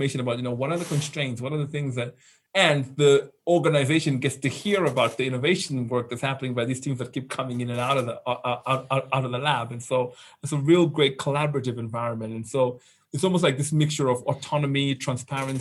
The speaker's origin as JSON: {"language": "English", "country": "Zimbabwe", "tie": "born or raised there", "also_born_or_lived": "London / Silicon Valley", "moved": "as an adult", "said": "I've born and raised in Zimbabwe."}